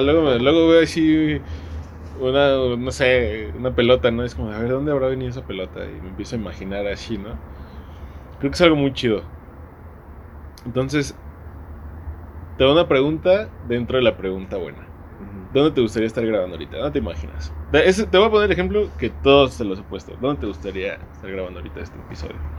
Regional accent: Mexico; como mexicanos conocemos

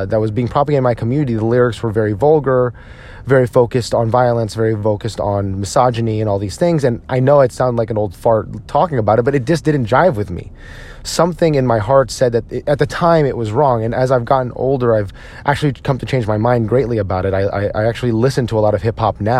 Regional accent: United States; I am a Filipino American

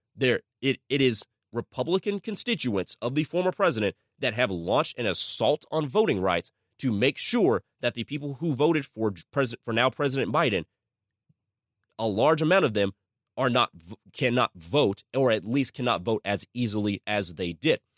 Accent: United States; I am an American and I live in a country that has fantastic ideals

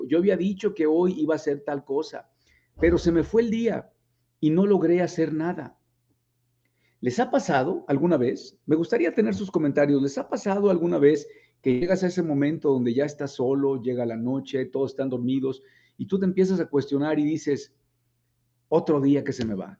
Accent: Mexico

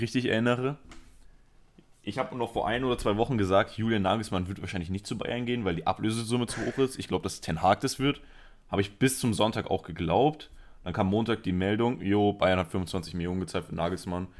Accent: a suburb of Barcelona, Catalonia, Spain; moved away; ich bin Spanier. Und ich bin in einem Vorort von Barcelona aufgewachsen.

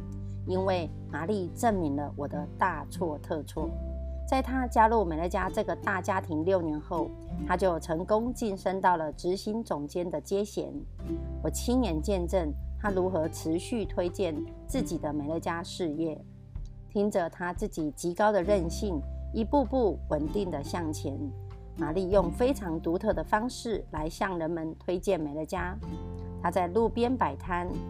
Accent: Miaoli County, Taiwan

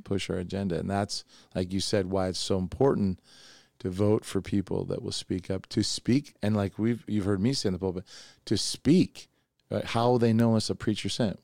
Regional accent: Oregon, United States; also born or lived in New York; I was raised a hippie in Oregon, you know, I was from New York and then I went to Oregon.

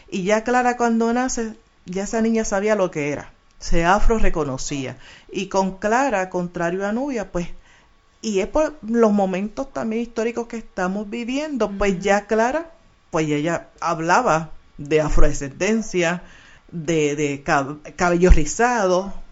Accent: Puerto Rico; Soy de Caimito y me desarrollé en el barrio Monacillo, donde prácticamente estoy viviendo en ese sector de Río Piedra.

